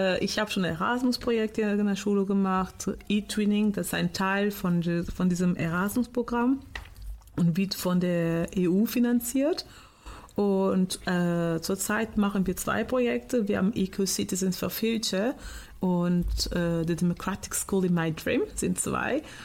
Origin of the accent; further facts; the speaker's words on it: Portugal; now in Germany; Ich komme aus Portugal